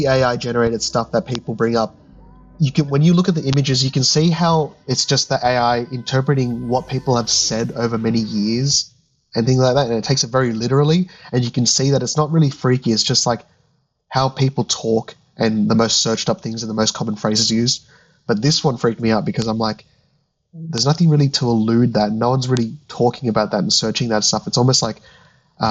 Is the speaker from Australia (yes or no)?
yes; Australia; we're living amongst Australian culture